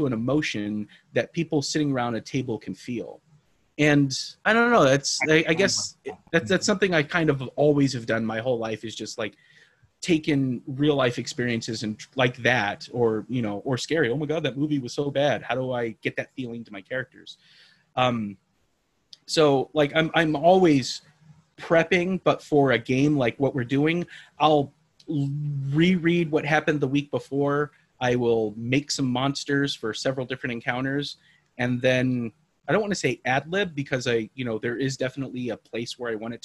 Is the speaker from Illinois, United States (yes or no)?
no; Hawaii, United States; now in Austin, United States; I'm from Hawaii